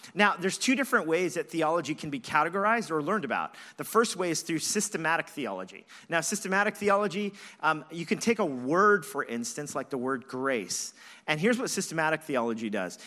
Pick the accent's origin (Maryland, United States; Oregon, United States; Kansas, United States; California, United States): California, United States; Los Angeles; moved away as an adult; I grew up in Los Angeles, moved here when I was twenty-one years old